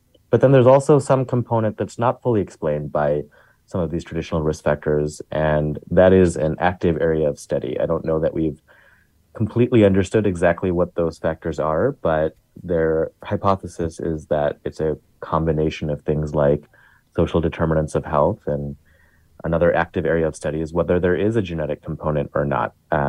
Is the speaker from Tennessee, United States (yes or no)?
no; Chicago, Illinois, United States; I grew up in the South Asian community of Chicago.